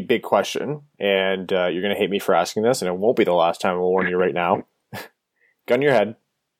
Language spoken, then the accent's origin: English; Canada; I'm Canadian.